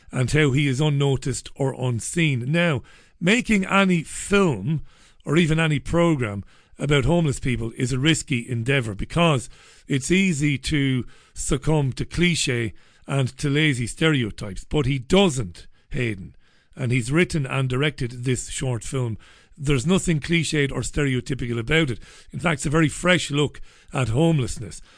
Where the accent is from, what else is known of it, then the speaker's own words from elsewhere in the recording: Ireland; moved away as an adult; now in United Kingdom; I'm an Irish man living in U, the U K. I'm an economic migrant